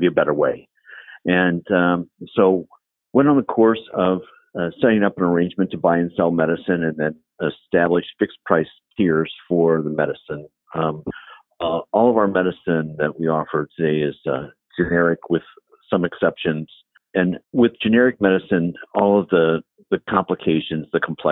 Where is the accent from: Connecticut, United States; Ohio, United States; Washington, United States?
Ohio, United States; Dayton; also born or lived in Columbus, Ohio / Chicago; now in Cincinnati, United States; I grew up in Dayton, Ohio